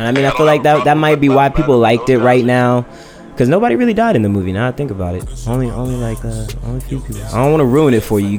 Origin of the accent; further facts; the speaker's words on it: Virginia Beach, Virginia, United States; I'm from Virginia Beach, bro. So that was pretty much all the clientele we had out here when I was growing up.